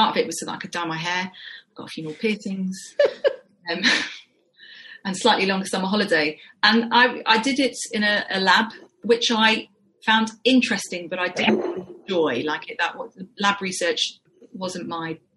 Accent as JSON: {"language": "English", "region": "London", "country": "United Kingdom", "also_born_or_lived": "Edinburgh", "moved": "as an adult", "said": "I'm from North London"}